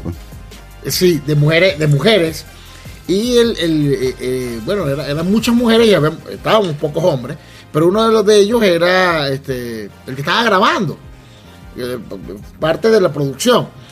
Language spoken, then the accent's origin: Spanish; Venezuela; como buen venezolano